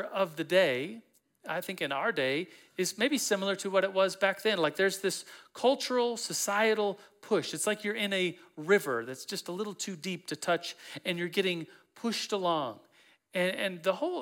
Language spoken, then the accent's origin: English; Colorado, United States; I'm from Colorado